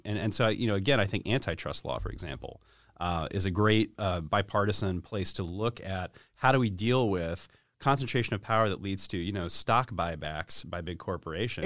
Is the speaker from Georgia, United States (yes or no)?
yes; East Cobb County, Georgia, United States; also born or lived in Sandy Springs, Georgia / Buckhead, Atlanta; I grew up in East Cobb County